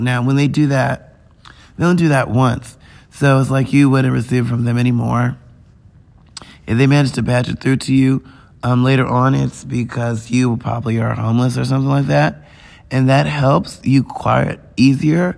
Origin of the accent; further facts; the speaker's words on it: United States; I'm an American.